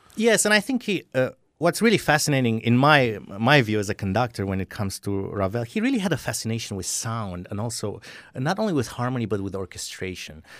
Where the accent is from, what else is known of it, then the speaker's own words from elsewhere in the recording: Romania; moved away; I grew up in Romania